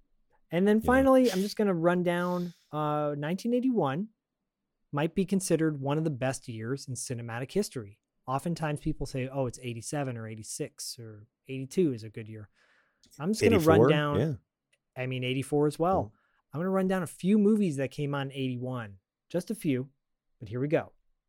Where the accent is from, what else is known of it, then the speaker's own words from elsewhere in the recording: Michigan, United States; I grew up in Michigan at that time when it was going on.